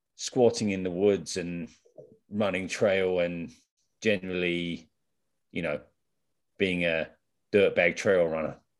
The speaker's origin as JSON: {"language": "English", "region": "England", "country": "United Kingdom", "moved": "yes", "said": "I'm really from England"}